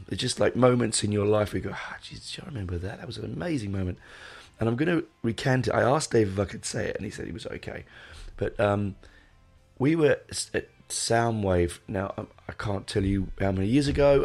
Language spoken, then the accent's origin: English; London, United Kingdom; I grew up in London, going to places like the Marquee and the Hope and Anchor